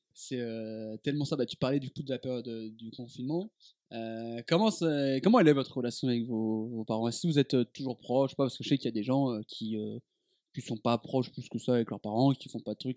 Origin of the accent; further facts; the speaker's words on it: Dijon, Bourgogne-Franche-Comté, France; moved away as an adult; quand j'ai quitté Dijon